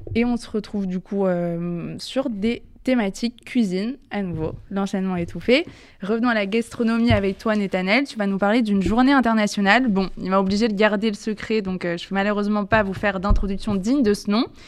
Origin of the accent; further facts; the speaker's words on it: France; en tant que Français, en tant que Juif, en tant que citoyen